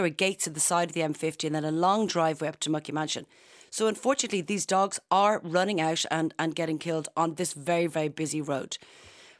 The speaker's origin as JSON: {"language": "English", "country": "Ireland", "said": "as Irish people"}